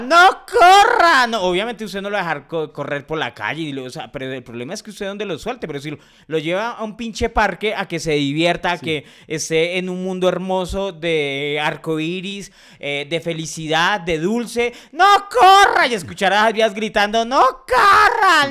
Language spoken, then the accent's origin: Spanish; Colombia; soy colombiano